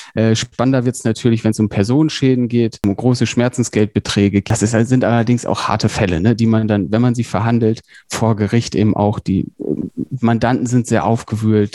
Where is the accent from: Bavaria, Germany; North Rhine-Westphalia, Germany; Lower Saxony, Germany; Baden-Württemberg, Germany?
Lower Saxony, Germany; Emden; moved away as an adult; also born or lived in Hamburg / Berlin; ursprünglich komme ich aus Emden, das ist äh, in schönen Ostfriesland in Niedersachsen